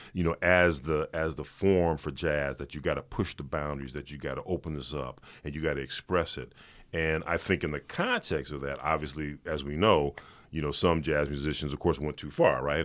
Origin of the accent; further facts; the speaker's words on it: Los Angeles, California, United States; I grew up in South Central